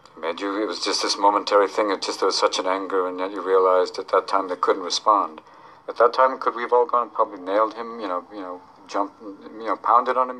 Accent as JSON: {"language": "English", "country": "United States", "said": "as an American"}